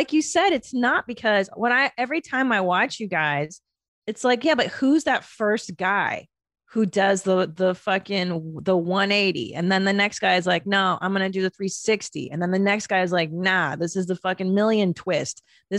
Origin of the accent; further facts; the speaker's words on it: Southern California, United States; moved away as an adult; now in Texas, United States; I grew up in Southern California and it's such the culture in SoCal.